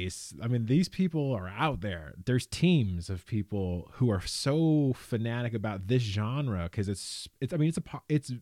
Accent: California, United States; born and raised in California

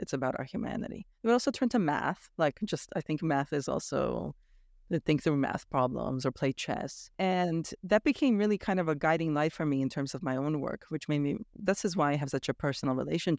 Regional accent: Romania; born there; Well, I was born in Romania, and I have gone back there for visits

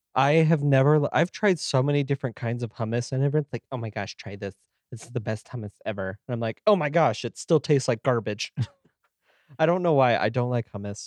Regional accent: United States; we're American

